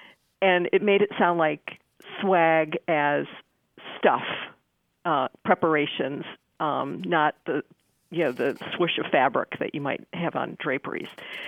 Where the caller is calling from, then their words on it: Norfolk, Virginia, United States; Hi, this is … I am calling from Norfolk, Virginia.